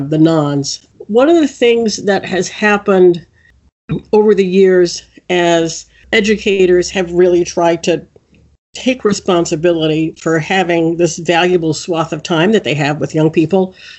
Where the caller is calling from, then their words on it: Washington, District of Columbia, United States; I'm calling in from Washington, D.C., which is where our headquarters are.